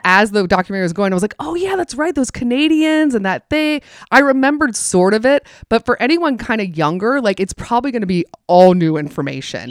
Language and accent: English; the South, United States; I grew up in the South